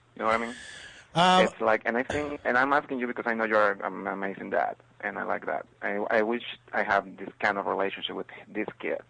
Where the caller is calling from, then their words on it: Venezuela; English is a second language; I'm sorry. I'm calling from Venezuela.